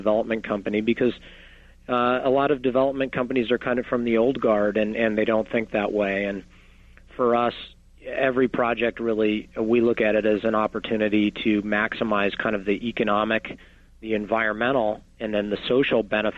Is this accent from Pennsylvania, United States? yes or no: no; Los Angeles, California, United States; I was born and raised in Los Angeles